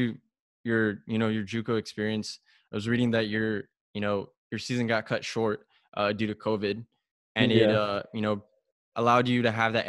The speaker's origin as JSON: {"language": "English", "town": "El Paso", "region": "Texas", "country": "United States", "tie": "born or raised there", "moved": "as an adult", "lives_now": "Austin, United States", "said": "I grew up in El Paso, born and raised there. And, you know, I didn't do a lot of traveling. But when I came to Austin, it was kind of like a big cultural shock to me."}